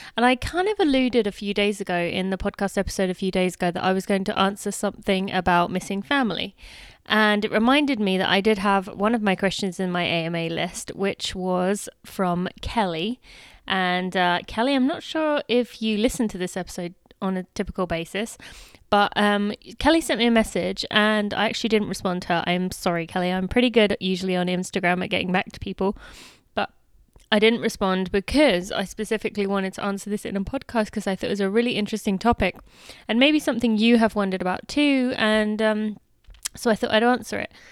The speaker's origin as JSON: {"language": "English", "country": "United Kingdom", "moved": "yes", "lives_now": "United States", "said": "I am still British"}